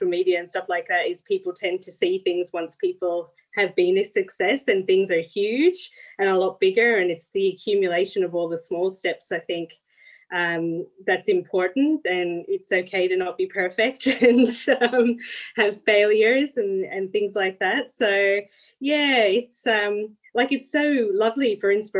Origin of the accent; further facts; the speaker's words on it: the Midlands of Ireland, Ireland; moved away as an adult; now in Gippsland, Australia; I'm from the Midlands of Ireland